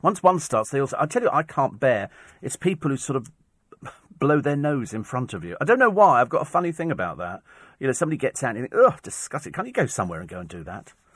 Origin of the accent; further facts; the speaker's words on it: United Kingdom; I'm British.